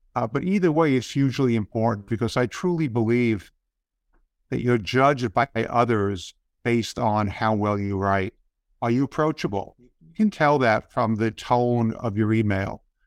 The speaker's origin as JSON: {"language": "English", "town": "New York City", "region": "New York", "country": "United States", "tie": "born or raised there", "said": "I grew up on the Lower East Side of Manhattan before it was really a cool place to live"}